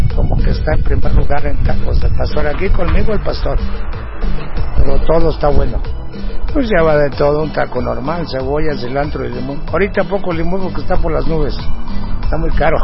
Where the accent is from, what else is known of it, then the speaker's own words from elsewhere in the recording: Jalisco, Mexico; moved away; vengo de Jalisco y no tengo escuela y aquí en esto me puse. Allá en la tradición es el pozole y la birria.